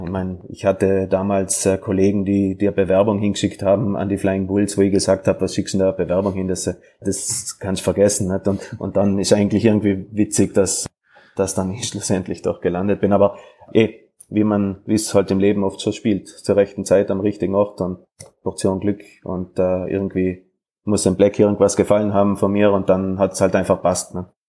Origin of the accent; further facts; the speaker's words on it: South Tyrol, Trentino-Alto Adige, Italy; moved away as an adult; also born or lived in Graz; now in Salzburg, Austria; ich bin ja Südtiroler, als ein Papier Italiener